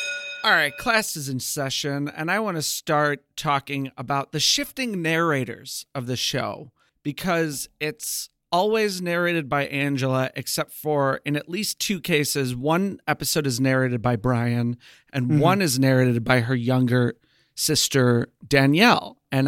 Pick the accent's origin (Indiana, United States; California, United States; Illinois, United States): Illinois, United States; Chicago; also born or lived in New York / Missouri; now in Texas, United States; We're from Chicago